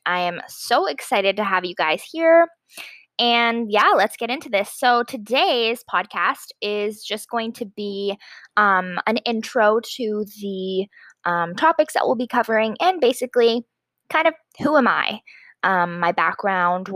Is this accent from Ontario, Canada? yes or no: yes; Stoney Creek, Ontario, Canada; also born or lived in Ottawa, Ontario; I grew up in Stony Creek, Ontario, Canada, and right now I am an undergraduate student at the University of Ottawa